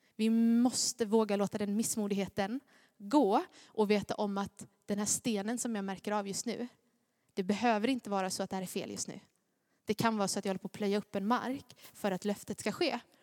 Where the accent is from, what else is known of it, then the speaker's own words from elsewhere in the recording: Gnosjö, Jönköping County, Sweden; accent: Småländska; jag är från Gnosjö